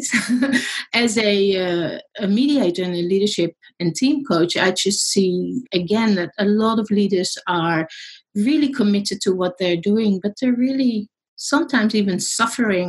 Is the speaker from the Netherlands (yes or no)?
yes; Netherlands; now in Australia; I'm in Australia. I'm actually Dutch. People were wondering about my accent.